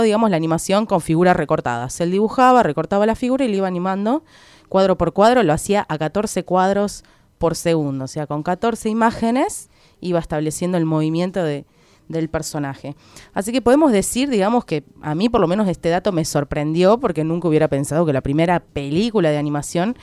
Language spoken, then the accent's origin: Spanish; Argentina; como buen argentino